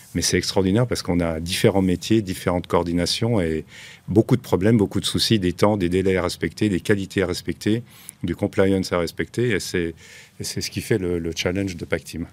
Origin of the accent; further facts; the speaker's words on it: Switzerland; now in Dubai, United Arab Emirates; nous, on est Suisse, la société est basée en Suisse, créée en Suisse par ma tante